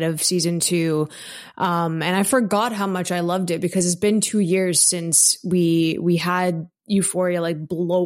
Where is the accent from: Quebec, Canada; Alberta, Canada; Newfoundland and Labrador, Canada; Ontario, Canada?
Ontario, Canada; Toronto; I'm from Toronto